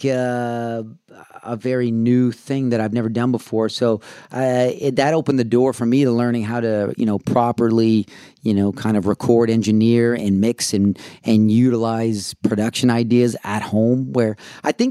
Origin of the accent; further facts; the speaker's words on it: Canada; moved away; also born or lived in Austin, Texas; us being Canadian